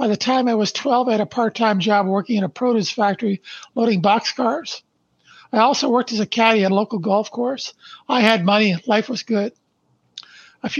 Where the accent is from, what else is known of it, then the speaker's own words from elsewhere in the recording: Brantford, Ontario, Canada; I was born in Brantford, Ontario, Canada, on December 1st, 1953. Our family lived in a small two-bedroom post-World War II bungalow where my mom and dad raised three boys